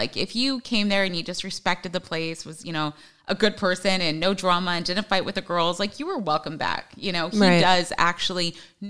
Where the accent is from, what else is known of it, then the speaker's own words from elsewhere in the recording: Hawaii, United States; born there; dad was in the Army, so we were stationed everywhere. Brother was born in Texas. My sister was born in Washington. I was born in Hawaii. Like, I mean, everywhere.